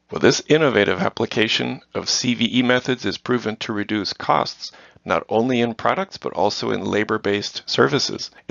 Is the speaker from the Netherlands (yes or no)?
yes; Netherlands; I was born and raised in the Netherlands.